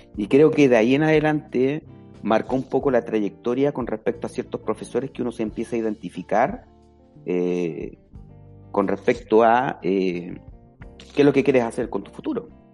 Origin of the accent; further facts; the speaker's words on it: Santiago, Santiago Metropolitan Region, Chile; moved away; also born or lived in Punta de Tralca; yo soy santiaguino, nacido en Santiago